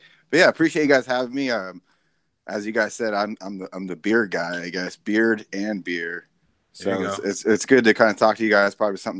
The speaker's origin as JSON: {"language": "English", "region": "Arizona", "country": "United States", "tie": "born or raised there", "said": "I'm born and raised in Arizona."}